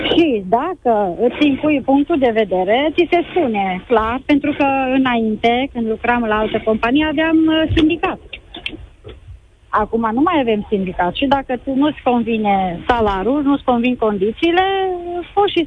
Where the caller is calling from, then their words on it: Baia Mare, Maramureș County, Romania; Bună ziua, bună ziua … din Baia Mare.